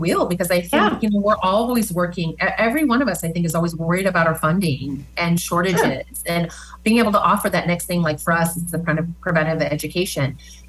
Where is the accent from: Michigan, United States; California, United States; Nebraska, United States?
Nebraska, United States; Omaha; now in Lincoln, United States; I came from Omaha. I am so proud of our Lincoln community